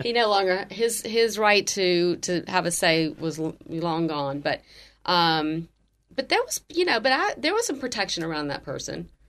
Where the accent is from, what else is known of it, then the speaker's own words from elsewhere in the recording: Jackson, Mississippi, United States; moved away; I grew up in Jackson, Mississippi, which is the capital of Mississippi